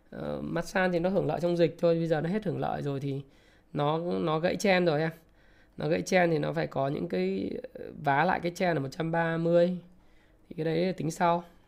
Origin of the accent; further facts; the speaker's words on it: Vietnam; mình là người Việt Nam